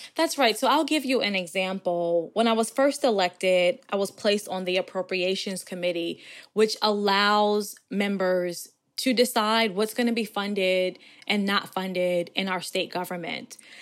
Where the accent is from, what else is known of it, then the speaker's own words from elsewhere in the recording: Buffalo, New York, United States; now in Virginia, United States; Growing up in Buffalo and being born to a mother that was only sixteen years of age